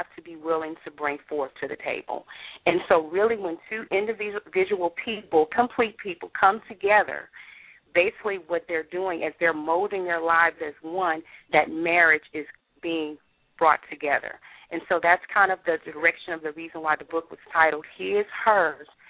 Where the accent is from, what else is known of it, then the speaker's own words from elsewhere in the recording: Baton Rouge, Louisiana, United States; moved away as an adult; now in North Texas, United States; I'm originally from Baton Rouge, Louisiana